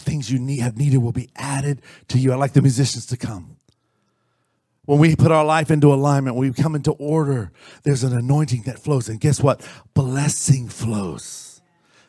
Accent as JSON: {"language": "English", "area": "Orange County", "region": "California", "country": "United States", "said": "I'm from Orange County. We're near"}